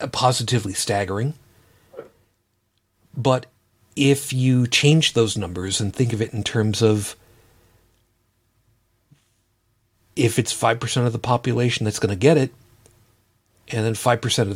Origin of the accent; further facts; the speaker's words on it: New York City, New York, United States; moved away; I'm originally from Brooklyn. I was born in Brooklyn. I grew up outside of Brooklyn.